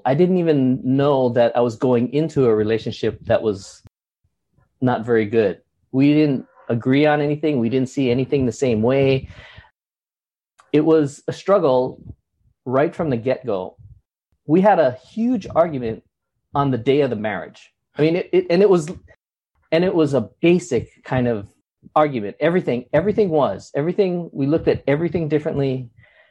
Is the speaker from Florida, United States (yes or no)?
no; Honolulu, Hawaii, United States; also born or lived in Los Angeles; I was born in Los Angeles, but I've been raised and grew up in Honolulu, Hawaii for 50 of my 55 years